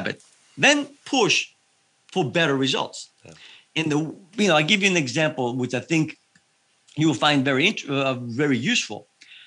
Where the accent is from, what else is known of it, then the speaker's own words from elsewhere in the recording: Evia, Central Greece, Greece; now in United States; I was raised in Greece